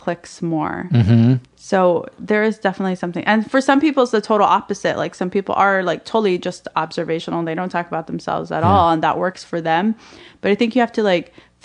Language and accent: English; Alabama, United States; also born or lived in Palestine; now in New York, United States; growing up in Alabama as a Palestinian Muslim